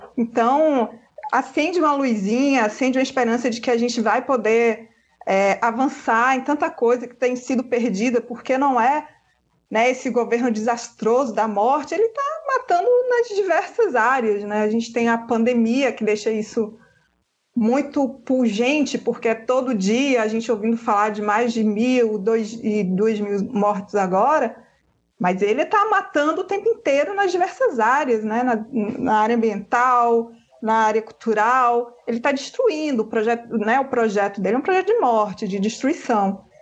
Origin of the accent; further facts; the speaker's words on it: western Bahia, Brazil; eu sou, eu sou do oeste da Bahia, onde o vento nem faz a curva